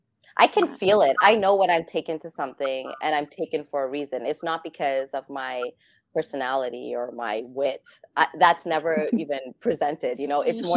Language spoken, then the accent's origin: English; Toronto, Ontario, Canada; I'm, you know, born and raised in Toronto.